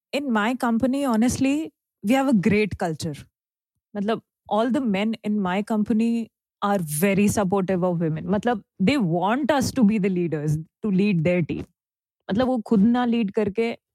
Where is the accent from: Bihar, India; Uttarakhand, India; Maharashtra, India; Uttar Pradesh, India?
Maharashtra, India; मैं महाराष्ट्र से हूँ